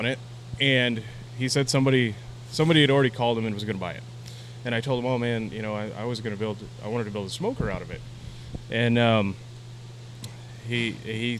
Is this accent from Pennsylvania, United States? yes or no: no; Portales, New Mexico, United States; I grew up in Portales, New Mexico, which is a small town on the eastern border of New Mexico